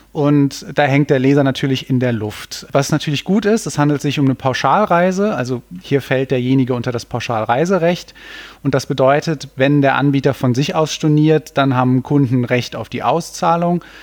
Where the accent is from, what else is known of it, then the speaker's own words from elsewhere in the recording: Cologne, North Rhine-Westphalia, Germany; ich komme ja aus Köln, da gibt's diesen schönen Spruch, man kennt sich, man hilft sich